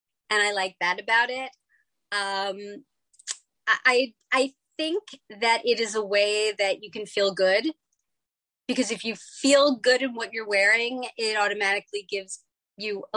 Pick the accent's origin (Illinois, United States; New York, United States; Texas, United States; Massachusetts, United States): New York, United States; New York City; I grew up in New York City.